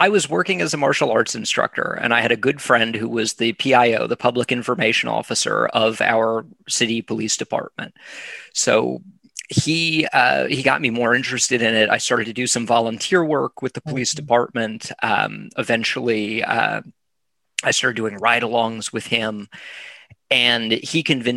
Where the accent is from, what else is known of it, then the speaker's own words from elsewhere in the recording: South Florida, United States; moved away; also born or lived in California / Tallahassee, Florida / Boston; I was born in California. I have no memories of it. My parents moved to South Florida before I was two, or right around the time I was two. Mm-hmm. So I grew up in South Florida.